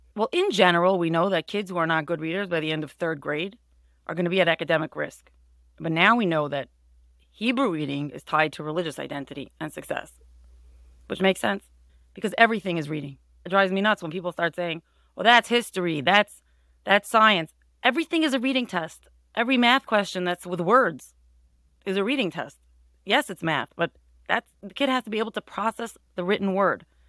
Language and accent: English; Monsey, New York, United States; I grew up in Muncie